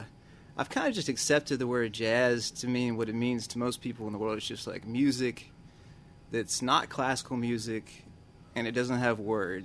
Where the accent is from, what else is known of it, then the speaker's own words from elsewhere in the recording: Tupelo, Mississippi, United States; also born or lived in Laurel / Clarksdale; I didn't grow up in Jackson. I grew up in Tupelo and Laurel mostly.